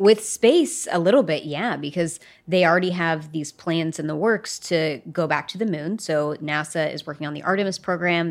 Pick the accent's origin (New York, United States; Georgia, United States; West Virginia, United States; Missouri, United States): West Virginia, United States; growing up in West Virginia, you go on field trips to coal mines.